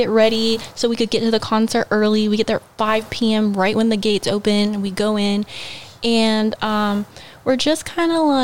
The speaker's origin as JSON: {"language": "English", "town": "Houston", "region": "Texas", "country": "United States"}